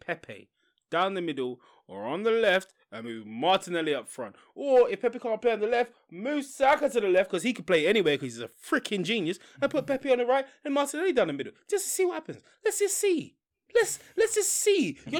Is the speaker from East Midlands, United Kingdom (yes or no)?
yes; Leicester, East Midlands, United Kingdom; Never expected that result from Palace. I'm from Leicester. Never expected.